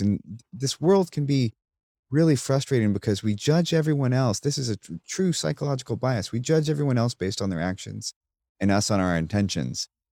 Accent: United States; I'm, I'm an American, and I grew up with nine eleven

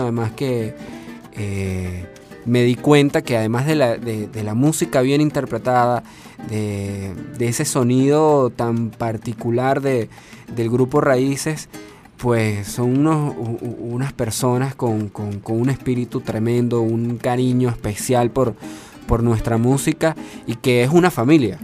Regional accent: Venezuela; como músicos venezolanos, como, como venezolanos que somos

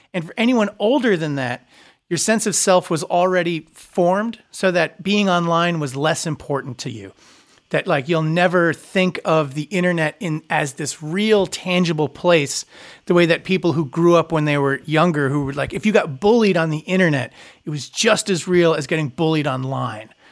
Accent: Long Island, New York, United States; I grew up on Long Island

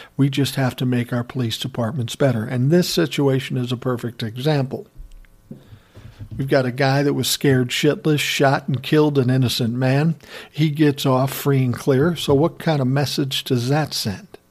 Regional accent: Minneapolis, Minnesota, United States; right here in my hometown, Minneapolis, Minnesota

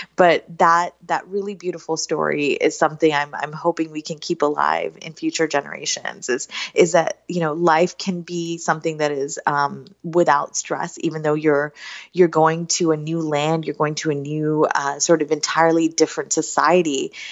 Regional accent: Southern West Virginia, United States; now in Northern Virginia, United States; I grew up in Southern West Virginia

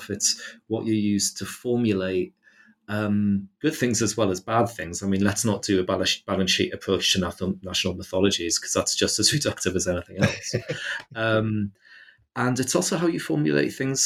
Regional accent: United Kingdom; as a British person

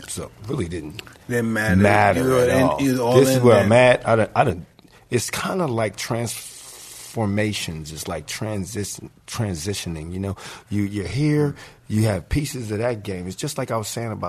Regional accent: Philadelphia, Pennsylvania, United States; moved away; also born or lived in Los Angeles; I'm from Philly.

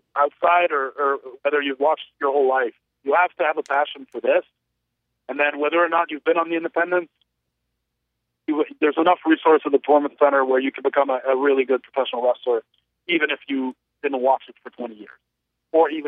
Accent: Canada; I was from Canada as well

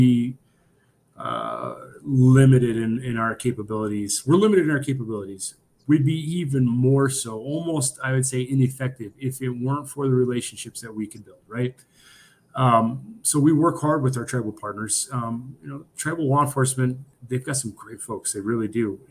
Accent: Pine Ridge, South Dakota, United States; also born or lived in Nebraska; I grew up in Pine Ridge, South Dakota, on the Pine Ridge Indian Reservation

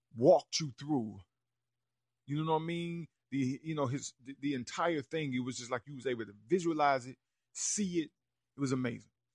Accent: Rock Hill, South Carolina, United States; Rudy Currents, who I grew up with on Ogden Road

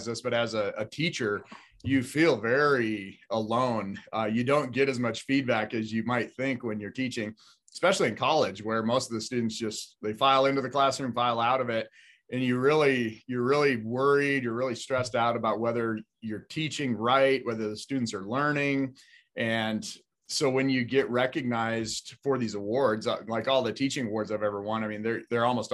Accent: Billings, Montana, United States; I was born in Billings. I went to, you know, West High. I graduated from MSU

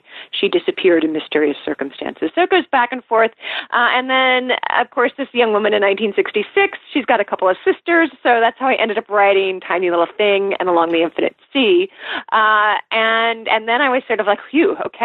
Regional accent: near Seattle, Washington, United States; I grew up near Seattle

